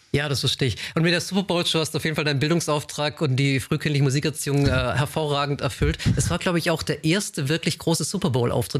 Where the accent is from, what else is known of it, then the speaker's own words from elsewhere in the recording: a small village near Tübingen, Baden-Württemberg, Germany; auf einem äh, kleinen Dorf aufgewachsen in der Nähe von Tübingen